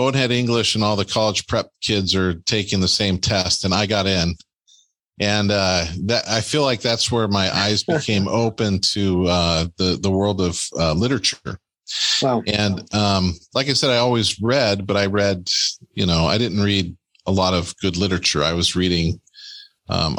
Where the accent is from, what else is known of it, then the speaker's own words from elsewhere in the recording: California, United States; now in Green Bay, United States; I grew up in California